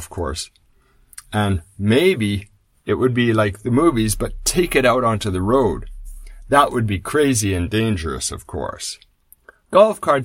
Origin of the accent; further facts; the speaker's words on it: Canada; When I was a boy growing up in Canada